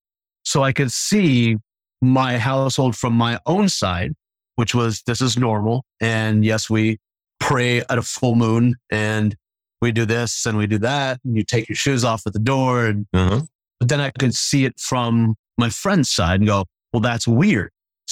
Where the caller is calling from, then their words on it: Addison, Texas, United States; Addison, Texas, which is about, Mesquite would be about 15 miles